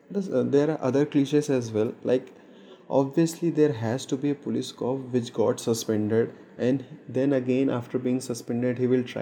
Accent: India; I'm Indian.

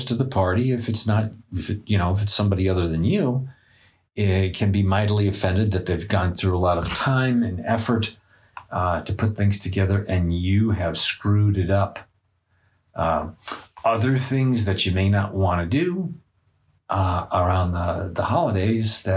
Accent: New York, United States; I come from New York

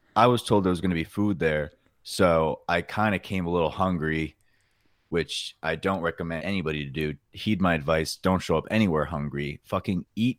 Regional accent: New York, United States; moved away as an adult; growing up in New York

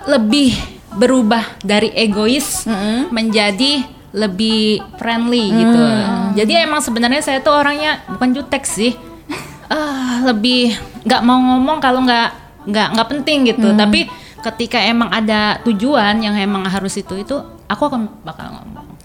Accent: Serang, Banten, Indonesia; moved away as an adult; also born or lived in Yogyakarta; Jadi saya itu asli orang Serang ya.

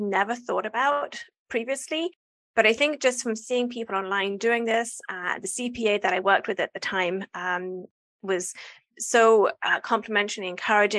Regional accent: England, United Kingdom; moved away as an adult; I'm from England.

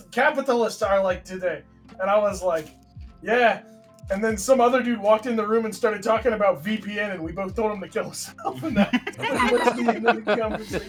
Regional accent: United States; the States

